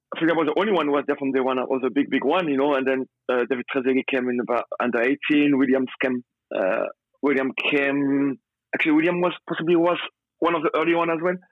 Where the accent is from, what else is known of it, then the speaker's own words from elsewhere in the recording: Centre-Val de Loire, France; English is a second language; moved away as an adult; also born or lived in Turin, Italy / Paisley, Scotland; now in United Kingdom; growing up in France